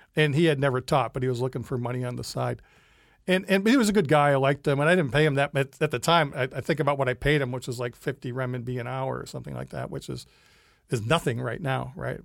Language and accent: English; Rochester, New York, United States; moved away as an adult; now in China; I'm from Rochester, New York